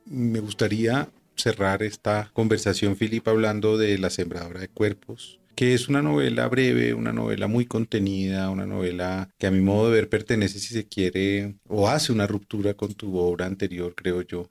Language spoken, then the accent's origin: Spanish; Colombia; como colombianos